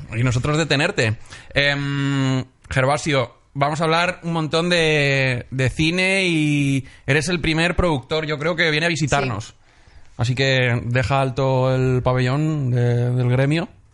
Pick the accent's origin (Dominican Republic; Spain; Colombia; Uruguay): Spain; Benidorm, Valencian Community; moved away; el Festival de Cine de mi pueblo